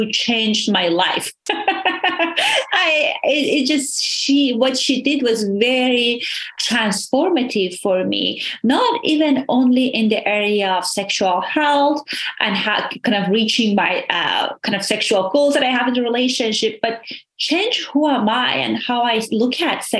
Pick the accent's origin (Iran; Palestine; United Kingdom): Iran; moved away; So I immigrated from Iran